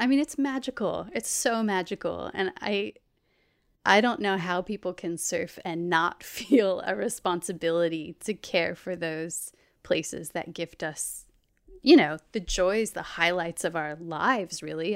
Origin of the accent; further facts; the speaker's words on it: Anastasia Island, Florida, United States; moved away as an adult; now in Australia; I'm from a little barrier island off the coast of Florida called Anastasia. Um, so I grew up surrounded by water